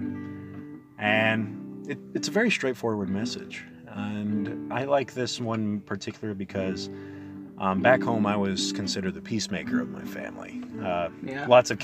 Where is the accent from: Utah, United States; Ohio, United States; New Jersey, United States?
Utah, United States; Lehi; I'm from a town called Lehi, Utah.